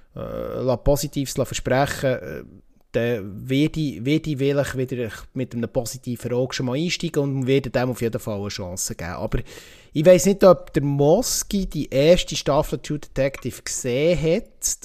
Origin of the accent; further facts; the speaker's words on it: Switzerland; bei uns in der Schweiz